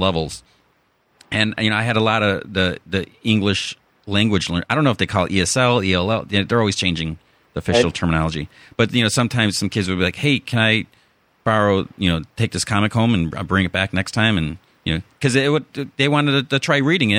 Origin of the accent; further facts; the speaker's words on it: Chicago, Illinois, United States; accent: Chicago; moved away as an adult; now in California, United States; my Chicago accent